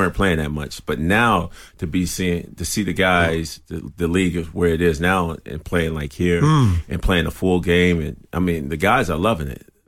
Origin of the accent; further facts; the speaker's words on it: Chicago, Illinois, United States; that was my city. Well, I'm from Chicago